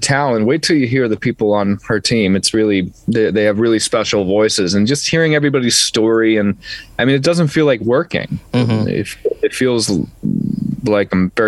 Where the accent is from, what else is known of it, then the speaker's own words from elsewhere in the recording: New Jersey, United States; Growing up in New Jersey and walking past Rockefeller Center my entire life